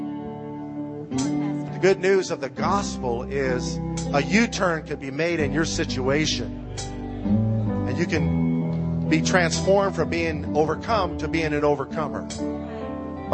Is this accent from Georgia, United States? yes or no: no; Illinois, United States; I grew up in Illinois, you know, where north is north and south is south.